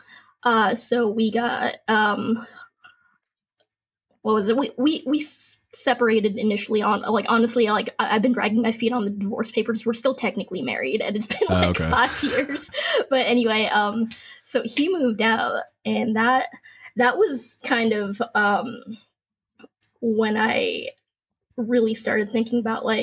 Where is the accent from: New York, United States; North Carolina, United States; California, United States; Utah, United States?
California, United States; San Diego; also born or lived in Norfolk / Hawaii; I'm from San Diego. I grew up here